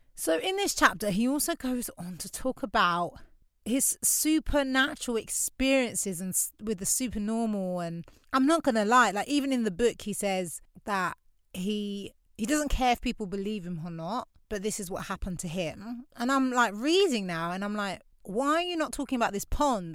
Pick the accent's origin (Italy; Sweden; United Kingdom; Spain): United Kingdom; London; also born or lived in Canada / Grenada (family); I grew up in Lewisham. It's a very diverse borough of London